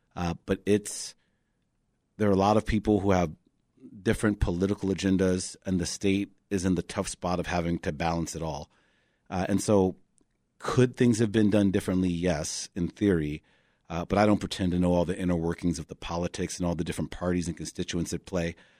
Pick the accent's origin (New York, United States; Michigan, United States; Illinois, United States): Illinois, United States; Chicago; also born or lived in West Loop, Chicago; I grew up in Hyde Park